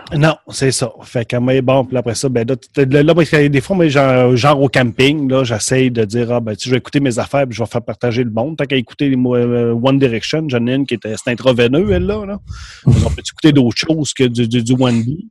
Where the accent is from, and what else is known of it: Quebec, Canada; accent: Québécois